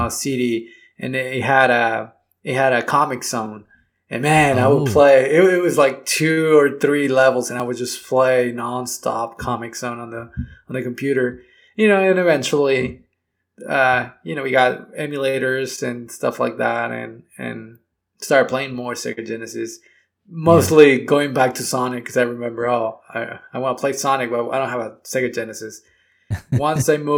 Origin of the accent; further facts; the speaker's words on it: Mexico; I was a big gamer growing up, although I grew up in Mexico